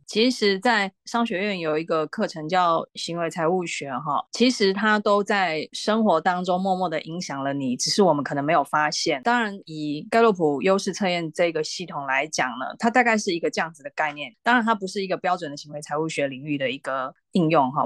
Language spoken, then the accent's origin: Chinese; Taiwan; 我们台湾人